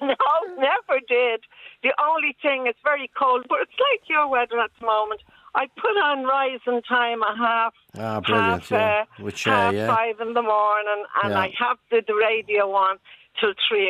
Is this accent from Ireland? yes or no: yes; Dublin, Leinster, Ireland; moved away as an adult; now in Isle of Bute, United Kingdom; I'm from Dublin, Ireland.